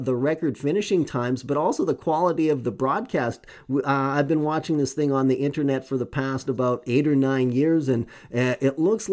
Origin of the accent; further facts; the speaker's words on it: Canada; being a Canadian heart